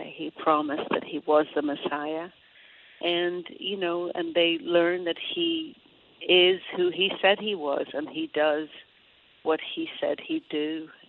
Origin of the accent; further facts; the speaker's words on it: Derry, Northern Ireland, United Kingdom; accent: Derry; But if I was to get on the phone right now with any of my family in Derry, just thinking about Derry, my accent could come back really strong.